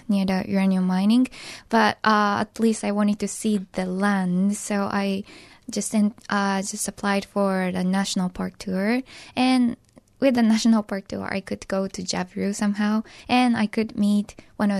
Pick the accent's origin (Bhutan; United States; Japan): Japan; Hiroshima; English is a second language; growing up in Hiroshima